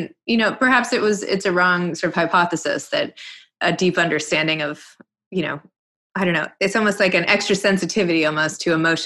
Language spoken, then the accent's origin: English; New York City, New York, United States; I'm from New York City.